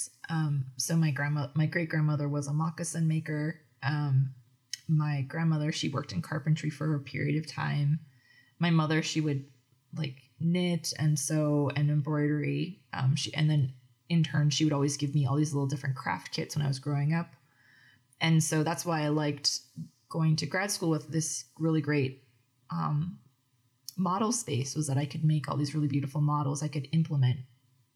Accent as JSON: {"language": "English", "town": "Edmonton", "region": "Alberta", "country": "Canada", "tie": "born or raised there", "also_born_or_lived": "Calgary", "said": "I'm not from Fort McMurray. I was born in Calgary and raised in Edmonton"}